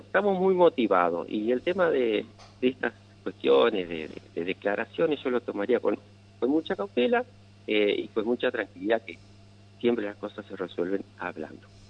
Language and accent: Spanish; Paraná, Entre Ríos, Argentina; yo nací en Paraná, hice la escuela primaria en Paraná, eh, hice la secundaria, la escuela aquí en Paraná